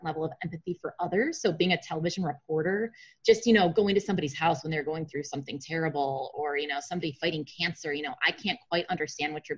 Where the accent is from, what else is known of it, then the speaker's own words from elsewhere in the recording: Chicago, Illinois, United States; I'm from Chicago.